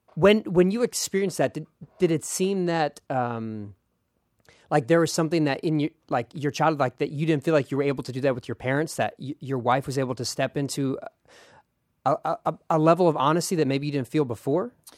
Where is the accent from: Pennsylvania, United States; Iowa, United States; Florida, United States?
Pennsylvania, United States; Philadelphia; as a kid, I was growing up in Philadelphia.